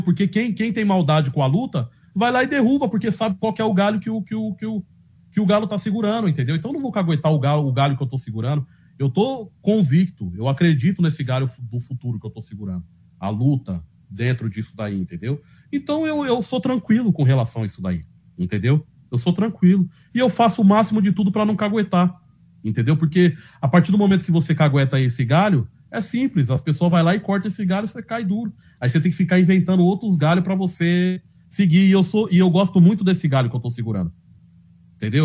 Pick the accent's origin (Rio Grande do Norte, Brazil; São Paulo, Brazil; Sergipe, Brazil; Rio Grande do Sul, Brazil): São Paulo, Brazil; accent: paulista da periferia; eu sou paulista, Sabe, mano? Minha mãe, meu pai, minha família é toda da Bahia